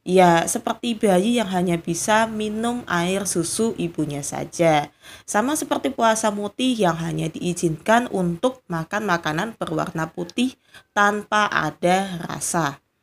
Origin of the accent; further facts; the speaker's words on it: Java, Indonesia; Tetapi saya sendiri juga belum pernah mempraktekkan meskipun saya orang Jawa juga ya.